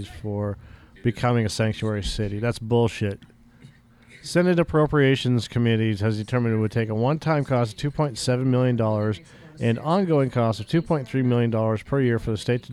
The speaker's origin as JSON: {"language": "English", "region": "California", "country": "United States", "tie": "born or raised there", "also_born_or_lived": "Massachusetts", "said": "I moved from Massachusetts to California when I was 8 years old, 9 years old"}